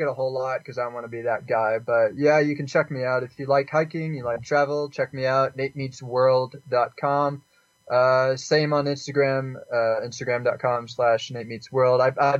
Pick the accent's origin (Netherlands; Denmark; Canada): Canada; also born or lived in Houston, United States; I was born in Houston, but I lived in lots of places when I was younger. And then I lived in Canada during middle school and high school.